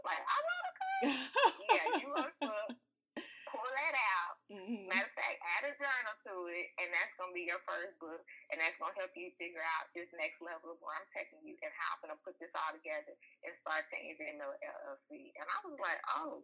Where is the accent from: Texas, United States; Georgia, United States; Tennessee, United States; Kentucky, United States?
Texas, United States; moved away as an adult; I'm from Texas